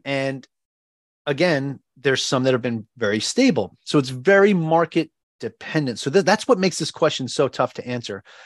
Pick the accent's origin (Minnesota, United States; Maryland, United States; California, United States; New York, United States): New York, United States; Long Island; moved away as an adult; now in Ewa Beach, United States; I am originally from Long Island, New York.